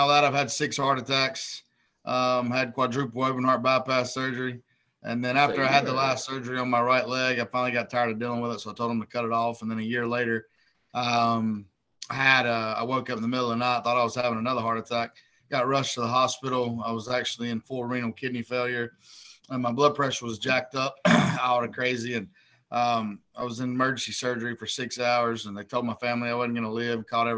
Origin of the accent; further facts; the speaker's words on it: Hickory, North Carolina, United States; also born or lived in San Diego, California; I'm from a small town in North Carolina, Hickory, North Carolina. I was born in San Diego, California, Camp Pendleton Marine Base. My dad was a Marine, but I lived there till I was three. And then I was back in Burke County and grew up in North Carolina my whole life